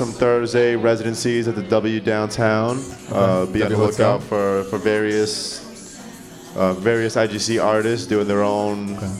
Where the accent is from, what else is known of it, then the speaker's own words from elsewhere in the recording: Boston, Massachusetts, United States; also born or lived in New Orleans, United States; now in Brooklyn, United States; See, born in New Orleans, bred in Boston, ended up in Brooklyn.